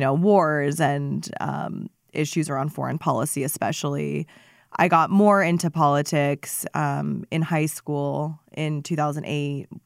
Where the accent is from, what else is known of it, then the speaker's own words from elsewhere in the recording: Phoenix, Arizona, United States; also born or lived in Seattle, Washington; Phoenix and, and where we were on things, um, being my hometown